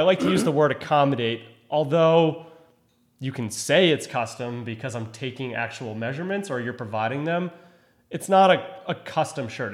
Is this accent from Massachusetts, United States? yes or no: yes; Cohasset, Massachusetts, United States; I grew up in Cohasset, Massachusetts